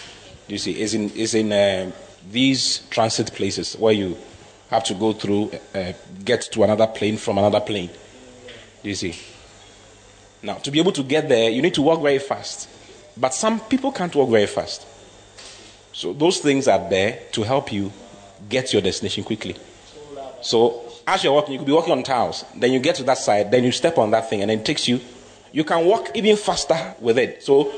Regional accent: Ghana; I don't know. I'm from Africa. I'm from Ghana.

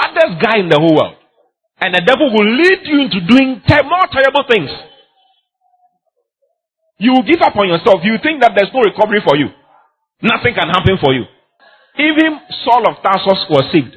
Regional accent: Ghana; I'm a Ghanaian

